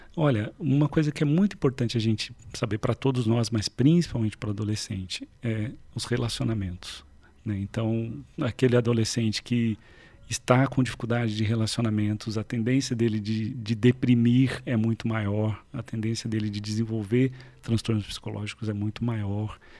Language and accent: Portuguese; Varginha, Minas Gerais, Brazil; moved away; lá em Vardinha, né? Eu sou, eu sou lá do sul de Minas, a famosa terra